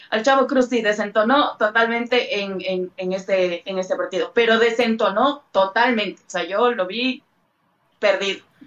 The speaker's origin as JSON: {"language": "Spanish", "country": "Ecuador", "said": "como ecuatoriana"}